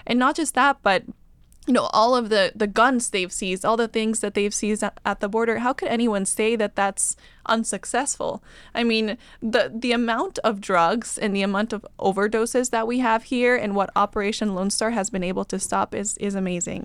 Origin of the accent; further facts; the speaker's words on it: Bolivia; also born or lived in California / Washington, D.C.; now in Austin, United States; I grew up in Bolivia